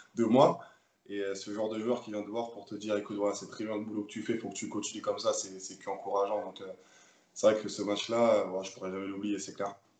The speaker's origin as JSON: {"language": "French", "town": "Le Bourget", "region": "Île-de-France", "country": "France", "tie": "born or raised there", "also_born_or_lived": "Paris / Nîmes", "moved": "as an adult", "lives_now": "Limoges, France", "said": "moi, je suis né à Paris même, mais j'ai vécu toute ma vie à Le Bourget"}